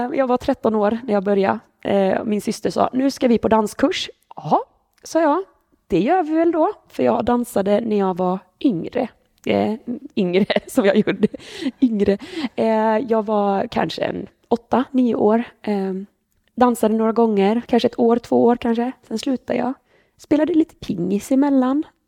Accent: Borås, Västra Götaland, Sweden; moved away as an adult; now in Jönköping, Sweden; Jag är född på Borås BB, eh, bodde här i 30 år

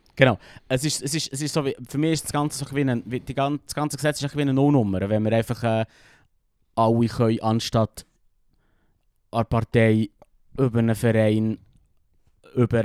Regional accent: Switzerland; als Schweizer

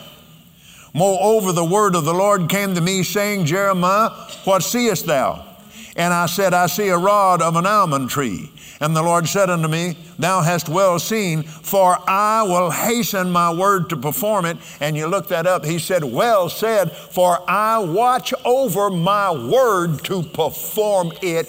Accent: Lubbock, Texas, United States; also born or lived in Abilene, Texas / Fort Worth, Texas; I was born in Lubbock. We went to Abilene and then Fort Worth.

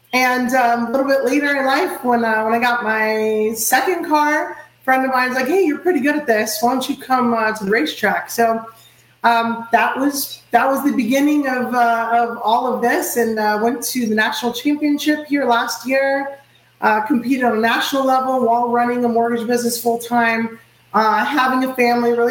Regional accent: Orlando, Florida, United States; also born or lived in Queens, New York; I reside in Orlando, Florida

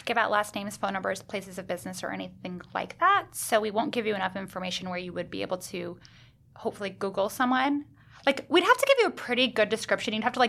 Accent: Seattle, Washington, United States; now in New York, United States; I grew up in Seattle

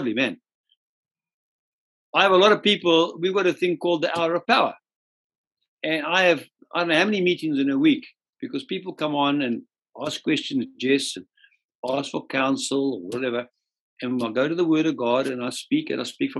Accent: Zimbabwe; also born or lived in Scotland; I'm actually a Rhodesian.

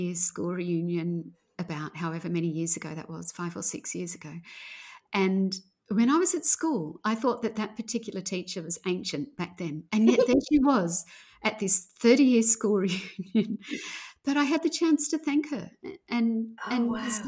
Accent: outside of Sydney, New South Wales, Australia; I grew up outside of Sydney, well outside of Sydney

